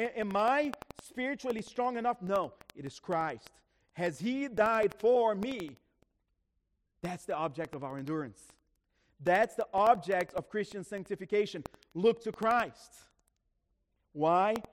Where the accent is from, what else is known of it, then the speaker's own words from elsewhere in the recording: Brazil; moved away; I grew up in Brazil.